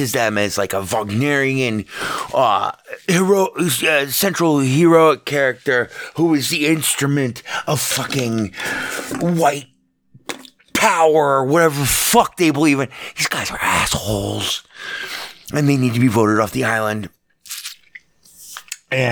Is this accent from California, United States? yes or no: no; Las Vegas, Nevada, United States; a guy born and raised in Las Vegas